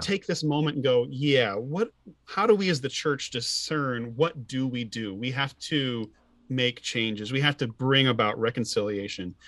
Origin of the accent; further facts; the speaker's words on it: Illinois, United States; I'm from Illinois